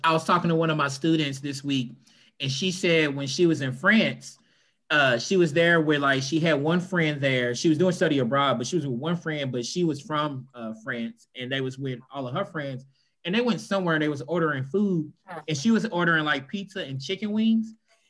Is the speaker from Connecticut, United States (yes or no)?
no; Kentucky, United States; moved away as an adult; also born or lived in Florida; Like growing up in Kentucky, it's pretty much just white and black people.